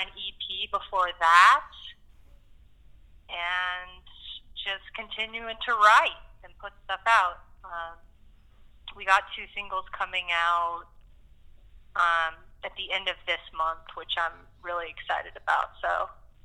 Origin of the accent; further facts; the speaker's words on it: Arkansas, United States; moved away as an adult; now in Los Angeles, United States; growing up in Arkansas